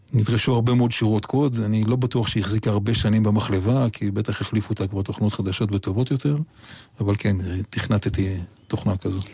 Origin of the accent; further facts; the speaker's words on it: Yotvata, Southern District, Israel; also born or lived in La Jolla, San Diego, United States; באמת שם גדלתי. ארץ נוף מולדתי זה יוטבתא והערבה, ולא להויה, ששם באמת הגחתי לאוויר העולם